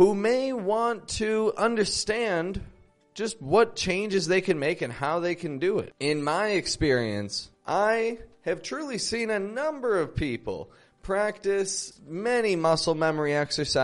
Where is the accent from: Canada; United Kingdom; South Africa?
Canada; Toronto, Ontario; now in Mexico; I'm from Toronto, and I live in Mexico at the moment.